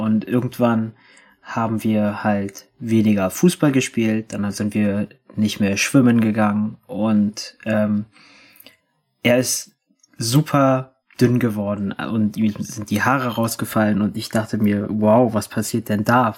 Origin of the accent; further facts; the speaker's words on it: Berlin, Germany; ich bin 97 in Berlin geboren